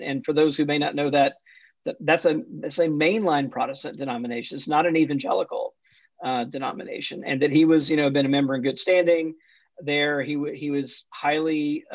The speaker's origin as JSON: {"language": "English", "town": "Jackson", "region": "Mississippi", "country": "United States", "tie": "born or raised there", "also_born_or_lived": "Atlanta, Georgia", "said": "I grew up Southern Baptist in the Deep South, was born in Atlanta, but grew up mostly in Jackson, Mississippi"}